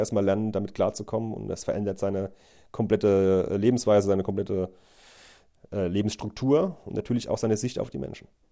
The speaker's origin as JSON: {"language": "German", "town": "Neustadt an der Weinstraße", "region": "Rhineland-Palatinate", "country": "Germany", "said": "wir haben ein Restaurant daheim"}